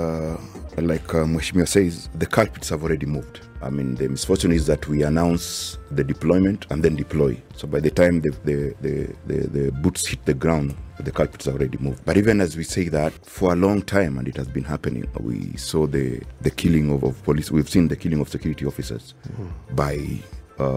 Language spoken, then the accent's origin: English; Busia, Busia County, Kenya; by the way, I come from Busia, so I've also lived partly in that insecurity.